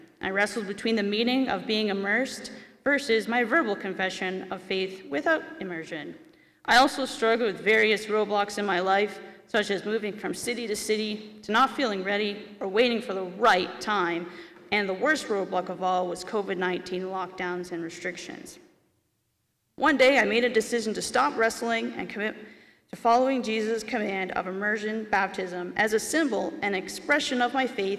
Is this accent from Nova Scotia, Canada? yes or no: no; Dundrell, Ontario, Canada; I grew up in Dundrell